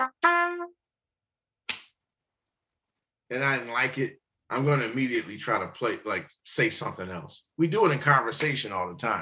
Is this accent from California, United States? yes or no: no; Warren, Ohio, United States; I'm a country boy, man. I'm from Warren, Ohio